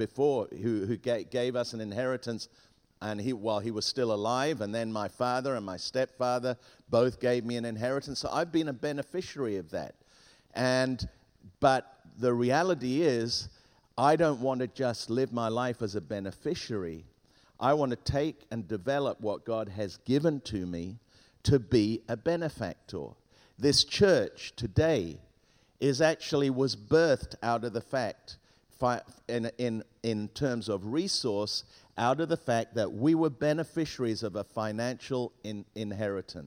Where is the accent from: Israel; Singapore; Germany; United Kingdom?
United Kingdom; England; first language Spanish; English is a second language; also born or lived in Hong Kong / Ghana / Tangier, Morocco / south of Spain; at the age of five, we flew from Beirut to England, and I arrived in England at the age of five speaking not one word of English. And I had to learn English very quickly because at school they made fun of me. And so I learned English, and I was educated in England